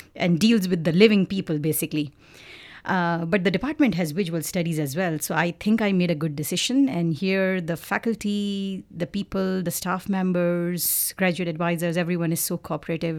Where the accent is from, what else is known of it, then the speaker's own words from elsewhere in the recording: Pakistan; moved away as an adult; also born or lived in Karachi, Pakistan / London, United Kingdom; now in Victoria, Canada; I am originally from Pakistan